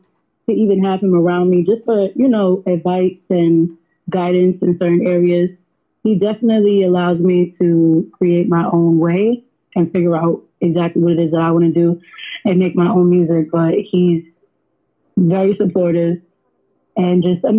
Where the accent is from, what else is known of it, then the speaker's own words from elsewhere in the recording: New York City, New York, United States; I'm from Harlem, so I really have, like, you know, like, I have a lot of him in me just from being in Harlem, like just from like, you know, just being raised around that environment